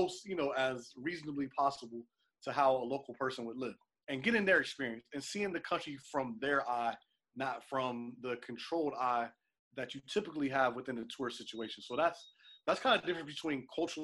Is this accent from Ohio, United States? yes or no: yes; Cincinnati, Ohio, United States; I'm from Cincinnati, Ohio